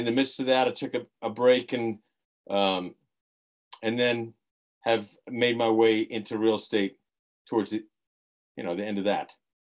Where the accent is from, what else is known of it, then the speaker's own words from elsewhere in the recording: Florida, United States; So mainly grew up in Florida.